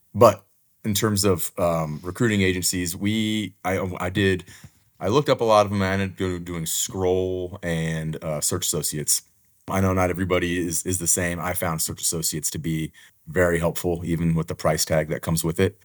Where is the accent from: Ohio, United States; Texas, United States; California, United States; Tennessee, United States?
Texas, United States; Houston; my wife and I actually met in high school, and now we teach in the same area that we grew up in.